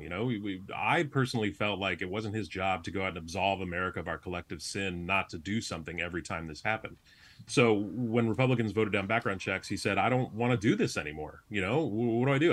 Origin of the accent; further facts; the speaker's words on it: Chicago, Illinois, United States; moved away as an adult; also born or lived in Massachusetts; I'm a Chicagoan